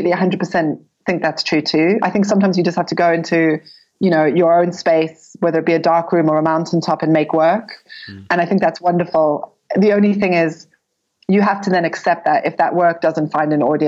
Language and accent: English; South Africa; also born or lived in United Kingdom / New York, United States; now in Cape Town, South Africa; I was born in South Africa and I had lived in the UK and then in New York for many years. I was in New York for over a decade